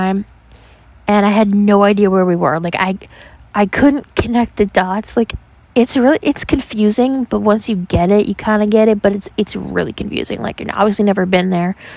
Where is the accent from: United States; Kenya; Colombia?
United States; New York; I'm from New York.